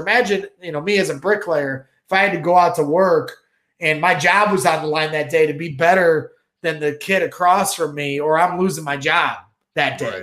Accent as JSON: {"language": "English", "town": "Crown Point", "region": "Indiana", "country": "United States", "tie": "born or raised there", "lives_now": "St. John, United States", "said": "I'm from, I grew up in Crown Point. I live in Saint John"}